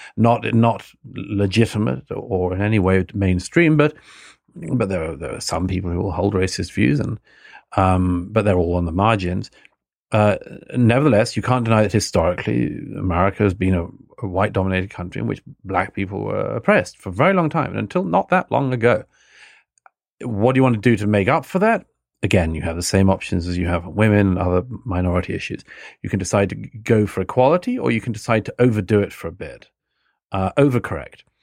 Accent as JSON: {"language": "English", "country": "United Kingdom", "tie": "born or raised there", "said": "both brought, born and brought up in the United Kingdom"}